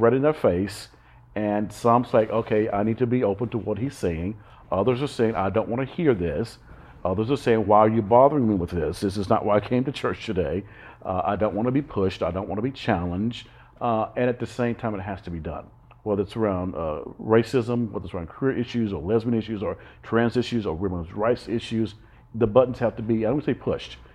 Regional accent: Alabama, United States; also born or lived in New York / Boston / California; now in Fort Lauderdale, United States; as a little kid growing up in Alabama

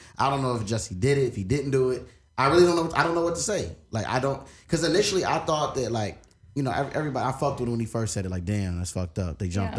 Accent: Chicago, Illinois, United States; growing up in Chicago, Cole, anybody that's from there could tell you, like, man, it's like, we got friends that's being murdered every day.

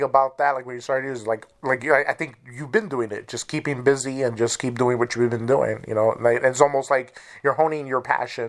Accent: New York, United States; accent: New York; now in Wisconsin, United States; Yeah, I'm originally from Manhattan, New York, and I moved to Wisconsin

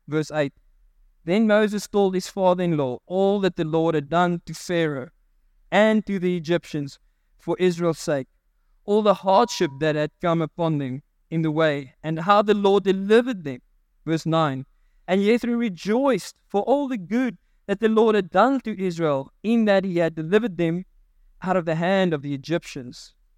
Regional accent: South Africa; I'm a South African.

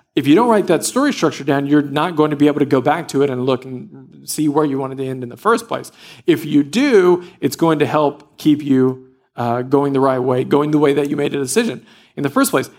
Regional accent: Louisiana, United States; I grew up in Louisiana, and every day we played in the woods

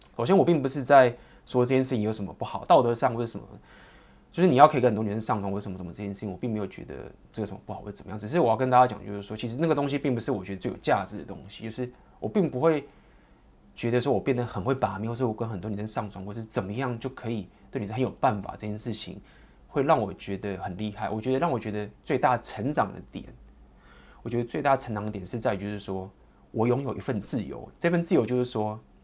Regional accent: Taiwan; 我来自台湾

